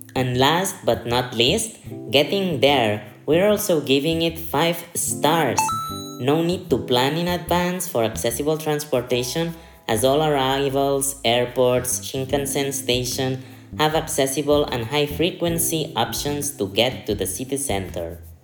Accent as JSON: {"language": "English", "town": "Barcelona", "region": "Catalonia", "country": "Spain", "said": "I'm from Barcelona."}